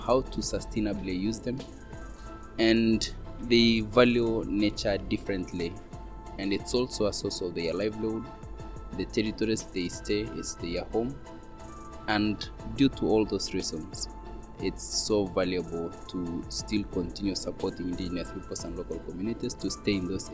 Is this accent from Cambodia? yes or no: no; Kenya; I come from Kenya. I'm a Maasai indigenous person.